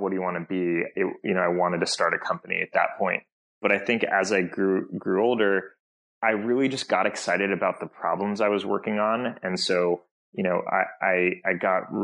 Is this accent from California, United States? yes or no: yes; Bay Area, California, United States; I grew up in the Bay Area